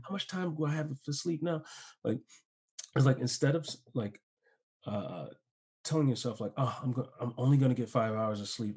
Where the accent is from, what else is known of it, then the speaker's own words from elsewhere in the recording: Chicago, Illinois, United States; moved away as an adult; also born or lived in San Diego; I moved to San Diego, I'm from Chicago